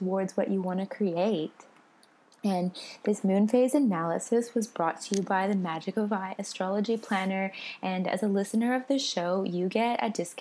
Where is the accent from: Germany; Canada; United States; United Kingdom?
Canada; Vancouver, British Columbia; moved away as an adult; now in Australia; I was born in Vancouver and I moved to Australia when I was 22